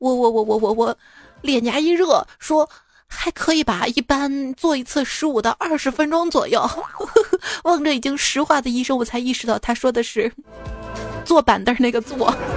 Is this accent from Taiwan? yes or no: no; Shaanxi, China; 在我们陕西